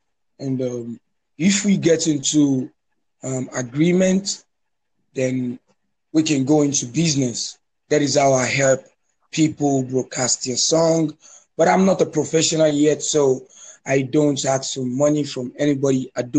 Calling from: Lagos, Nigeria; I'm calling you from Lagos, Nigeria.

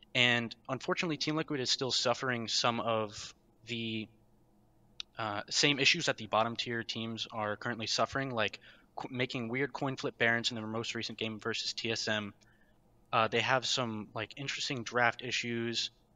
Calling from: Fairfax, Virginia, United States; calling from Fairfax, Virginia right now, currently on campus

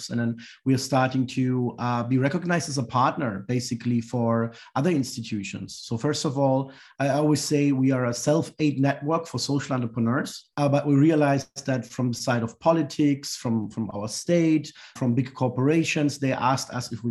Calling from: Heidelberg, Baden-Württemberg, Germany; I'm joining you from Heidelberg, Germany. This is also where we are based and, and operating from.

